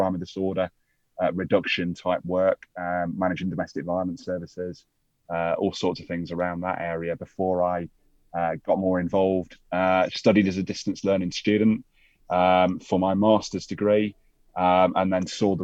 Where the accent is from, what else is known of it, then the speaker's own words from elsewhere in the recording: Staffordshire, West Midlands, United Kingdom; now in Milton Keynes, United Kingdom; I grew up in a small county in the middle of England called Staffordshire